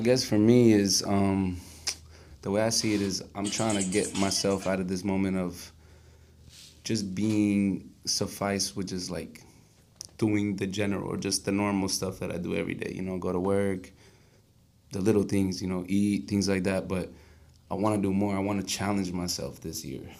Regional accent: Florida, United States; moved away; also born or lived in Colombia; even though I am Colombian, I grew up in Florida

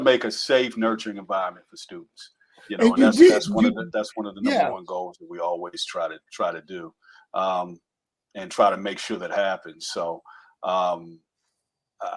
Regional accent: Virginia, United States; accent: Southern; moved away as an adult; also born or lived in Texas / Alaska; And now found myself back here in Virginia, in my home state

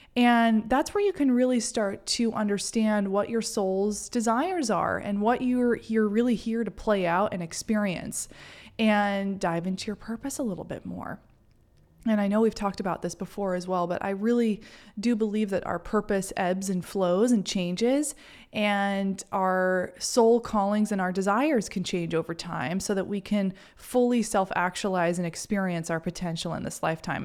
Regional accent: Maine, United States; growing up in Maine

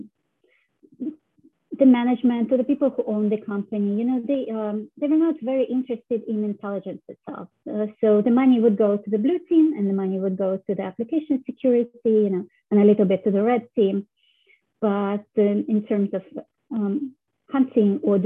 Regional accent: Russia; moved away; I was born in Russia

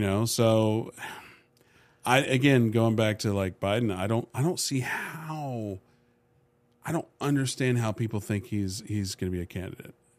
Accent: United States; also born or lived in Dubai; being an American with a passport.

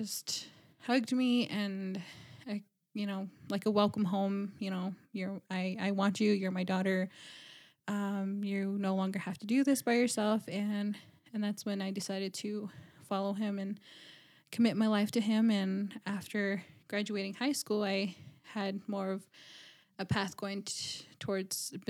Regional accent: Dennehotso, Arizona, United States; moved away as an adult; also born or lived in Navajo Nation reservation; now in Flagstaff, United States; I'm from Denahotso, Arizona, just 30 minutes from Kianta, another 30 minutes of the Four Corners, and originally grew up there and moved out to Flagstaff

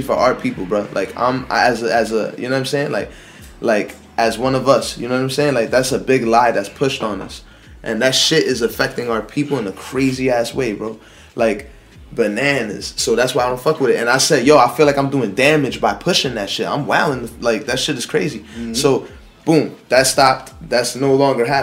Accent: Jersey City, New Jersey, United States; I'm born and raised in Jersey City

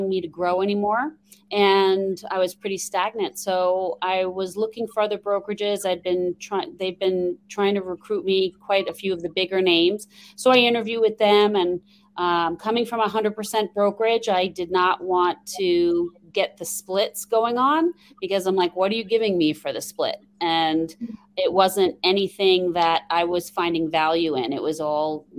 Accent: New York, United States; accent: New York twang; now in Phoenix, United States; I'm originally from New York, so you will hear a little bit of a New York twang every once in a while. Born and raised there, and now I live in Phoenix, Arizona.

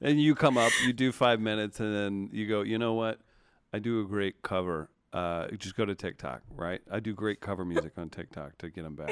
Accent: Missouri, United States; also born or lived in Cape Girardeau, Missouri / Sikeston, Missouri; I think at the time I lived in Cape Girardeau, Missouri, um, or Sikeston, Missouri

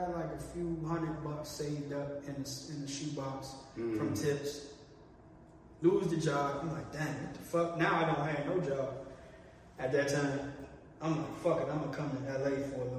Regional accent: Maryland, United States; moved away as an adult; also born or lived in Washington, D.C.; now in Los Angeles, United States; I was from Maryland.

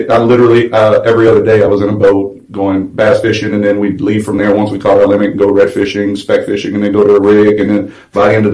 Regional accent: Houma, Louisiana, United States; moved away as an adult; now in Fort Worth, United States; I grew up in South Louisiana, Houma, Louisiana.

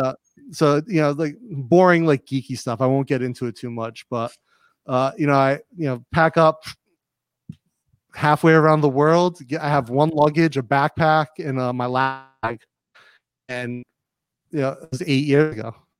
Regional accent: Rhode Island, United States; also born or lived in Massachusetts / North Carolina / California / Cleveland, Ohio; now in Bangkok, Thailand; Rhode Island, I grew up in Rhode Island

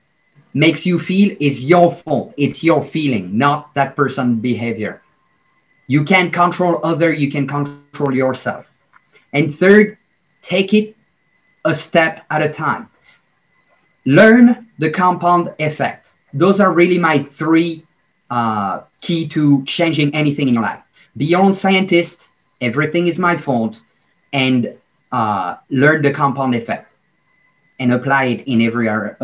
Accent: Belgium; I'm from Belgium.

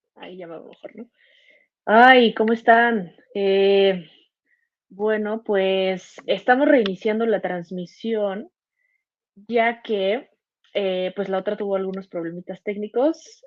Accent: Mexico City, Mexico; Yo soy de Ciudad de México.

